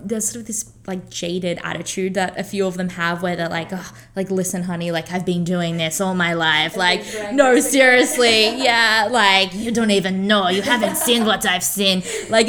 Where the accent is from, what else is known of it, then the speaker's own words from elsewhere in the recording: Australia; moved away; I'm from Australia